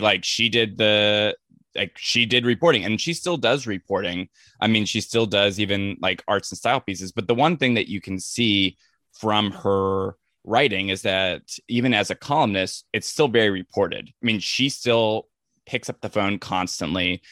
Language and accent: English; Ventura County, Southern California, United States; I grew up in Southern California, just like the, you know, the suburbs of L A, like Ventura County area